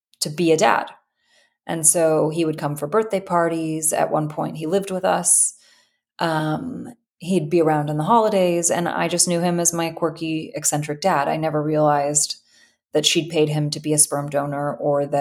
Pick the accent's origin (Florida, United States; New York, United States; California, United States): California, United States; Los Angeles; I'm from Los Angeles